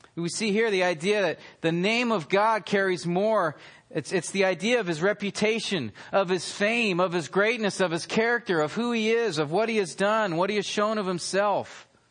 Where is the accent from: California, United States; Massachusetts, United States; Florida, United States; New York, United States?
California, United States; near Yosemite in the Sierra Nevada; I grew up near Yosemite in the Sierra Nevadas